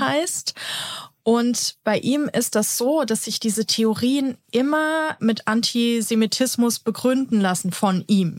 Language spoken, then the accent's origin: German; Germany; bei uns in Deutschland